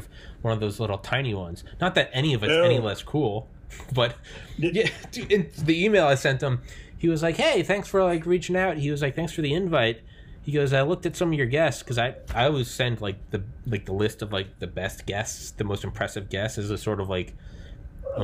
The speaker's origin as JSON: {"language": "English", "country": "United States", "said": "I'm unabashedly American"}